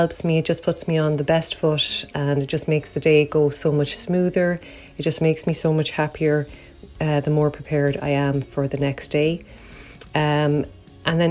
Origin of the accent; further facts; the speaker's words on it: Ireland; I'm from Ireland.